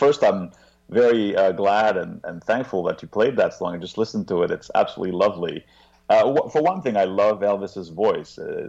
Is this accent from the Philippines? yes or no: no; France; moved away as an adult; also born or lived in Geneva, Switzerland / Bangor, United Kingdom; now in United States; I grew up in France, and I then moved to the U.S. when I was 24.